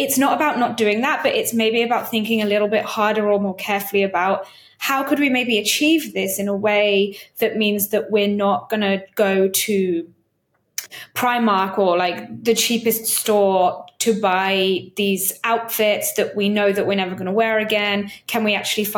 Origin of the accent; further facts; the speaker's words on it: United Kingdom; I'm British and it's only in the UK where we use the term hen do or hen party.